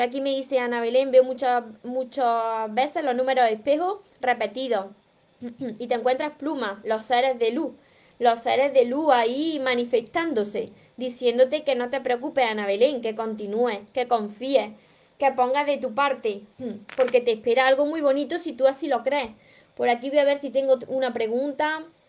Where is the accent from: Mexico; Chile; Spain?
Spain; Córdoba, Andalusia; accent: Andalusian (drops the S); como soy cordobesa y soy andaluza y me como la S